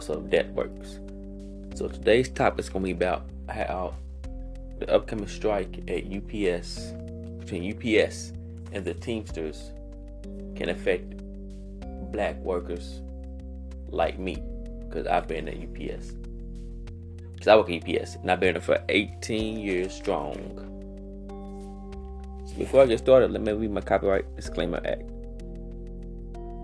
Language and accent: English; Louisville, Kentucky, United States; I grew up in the West End